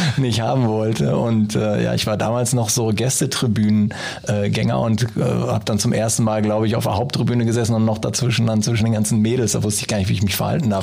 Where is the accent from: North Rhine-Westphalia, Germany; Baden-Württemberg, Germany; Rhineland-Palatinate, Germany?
North Rhine-Westphalia, Germany; Münster; also born or lived in England; Ich bin ja geborener Münsteraner